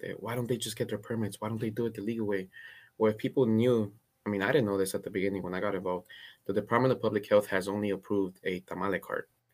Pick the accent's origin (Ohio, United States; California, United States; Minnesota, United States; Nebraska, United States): California, United States; Cudahy; also born or lived in Guatemala; I grew up in Cudahy in Southeast L